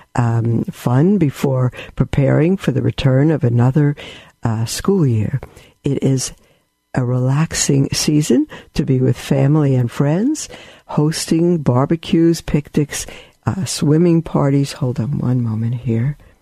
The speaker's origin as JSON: {"language": "English", "town": "New York City", "region": "New York", "country": "United States", "said": "I'm from Brooklyn"}